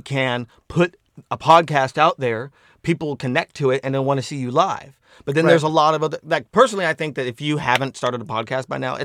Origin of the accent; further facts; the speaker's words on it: Las Vegas, Nevada, United States; moved away; also born or lived in New Mexico; I'm from Las Vegas